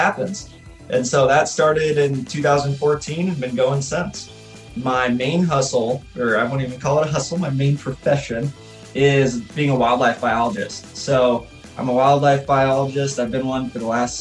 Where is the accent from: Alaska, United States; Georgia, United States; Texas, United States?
Alaska, United States; now in Cookeville, United States; being a hockey player growing up in Alaska